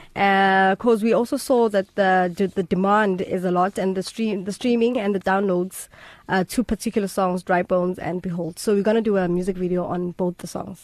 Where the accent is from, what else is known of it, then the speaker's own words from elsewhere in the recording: Springs, Gauteng, South Africa; I'm from Springs, the other side, the East Rand